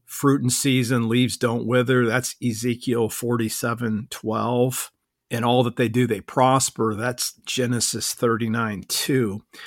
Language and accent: English; Akron, Ohio, United States; moved away as an adult; now in Orlando, United States; I grew up in, uh, Northeast Ohio in, in Akron